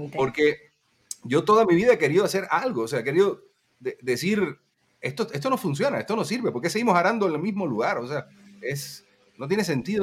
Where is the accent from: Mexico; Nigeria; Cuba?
Cuba; moved away; also born or lived in Guatemala; cuando yo me fui a Guatemala, la opinión que había eh, en Cuba